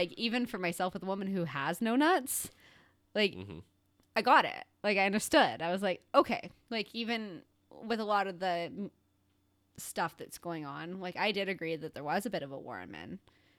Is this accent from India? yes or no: no; Chicago, Illinois, United States; I'm from Chicago.